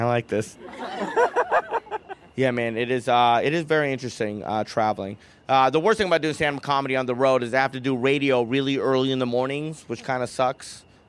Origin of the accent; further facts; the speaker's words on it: India; You're British. And I'm Indian.